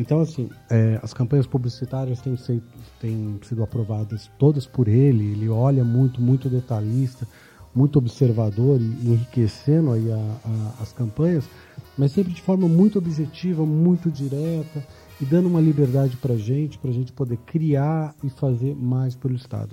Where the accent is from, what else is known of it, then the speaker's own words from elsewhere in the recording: São Paulo, Brazil; paulistano nato aqui